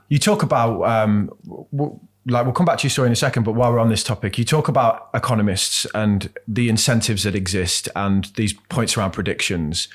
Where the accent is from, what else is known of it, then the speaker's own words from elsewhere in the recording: Birmingham, West Midlands, United Kingdom; moved away; I grew up in Birmingham